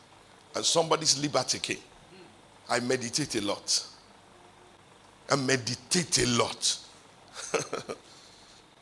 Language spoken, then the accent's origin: English; Ibadan, Oyo, Nigeria; from Ibadan